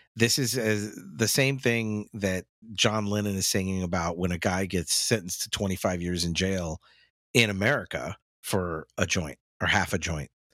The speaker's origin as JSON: {"language": "English", "country": "United States", "said": "Americans in general, me included"}